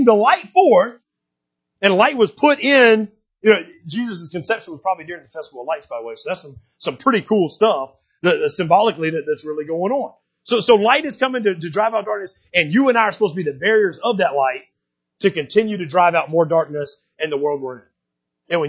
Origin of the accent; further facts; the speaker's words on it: United States; I'm American